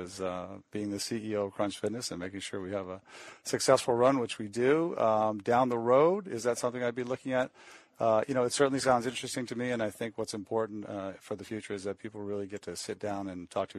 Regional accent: Maine, United States; I'm from Maine

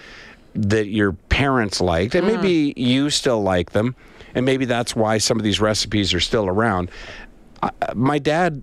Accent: Prince Edward Island, Canada; also born or lived in Winnipeg; I was born in Winnipeg, but I grew up most of my life in Prince Edward Island

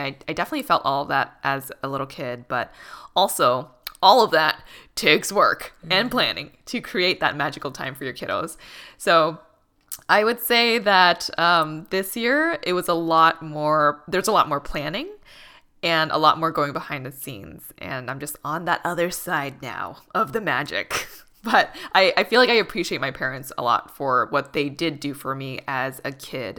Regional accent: Boston, Massachusetts, United States; moved away as an adult; now in Los Angeles, United States; growing up in Boston

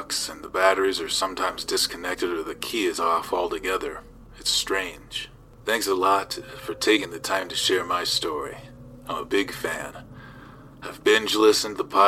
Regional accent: South Tucson, Arizona, United States; I'm from South Tucson, Arizona

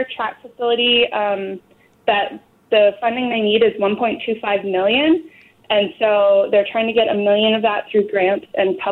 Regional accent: Parksville, British Columbia, Canada; I am from Parksville, a small community on Vancouver Island outside of Nanaimo

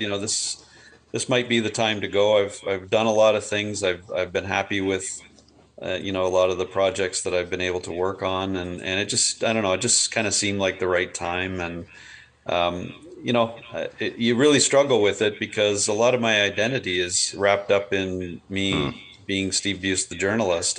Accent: Burlington, Ontario, Canada; also born or lived in Hamilton, Ontario; grew up in Burlington

